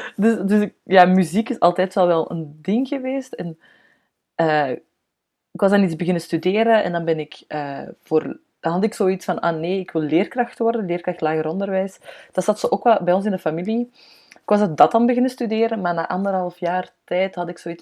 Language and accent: Dutch; Antwerp, Flanders, Belgium; ik kom van Antwerpen, hè, dus dat hoort je normaal heel hard